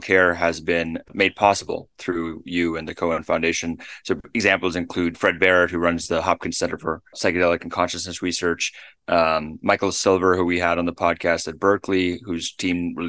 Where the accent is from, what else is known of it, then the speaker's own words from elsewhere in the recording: Namibia; I was born in Namibia